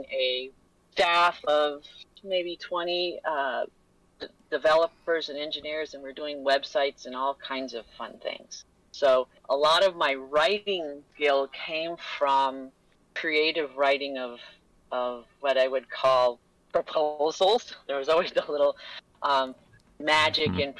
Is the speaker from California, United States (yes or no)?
yes; Los Angeles, California, United States; moved away as an adult; also born or lived in St. Paul, Minnesota; now in Minnesota, United States; I was born in Los Angeles, California